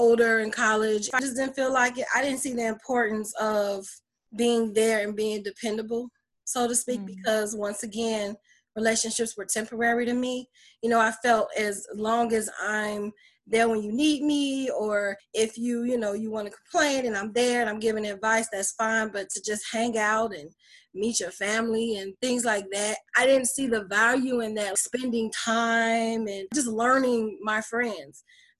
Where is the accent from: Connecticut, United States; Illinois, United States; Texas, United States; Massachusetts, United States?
Illinois, United States; Chicago; also born or lived in Detroit; now in Lafayette, United States; I was born in Detroit, Michigan, raised in Chicago, Illinois, and I'm currently in Lafayette, Indiana. I've been here for 3 years.